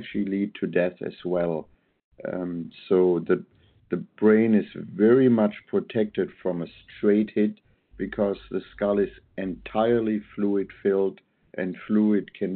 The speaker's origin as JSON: {"language": "English", "country": "Germany", "tie": "born or raised there", "moved": "yes", "lives_now": "Portland, United States", "said": "I'm born and raised in Germany, always studied biomechanical engineering"}